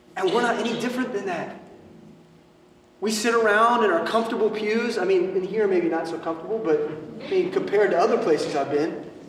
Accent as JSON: {"language": "English", "country": "United States", "said": "What we experience as American Christians"}